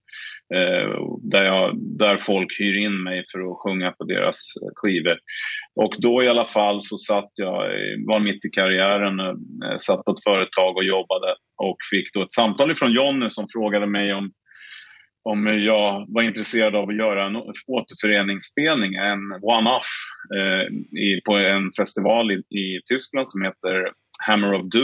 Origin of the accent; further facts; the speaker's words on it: Stockholm, Stockholm County, Sweden; vi sålde den här kassetten på en lokal skivbutik i, i Stockholm där vi är ifrån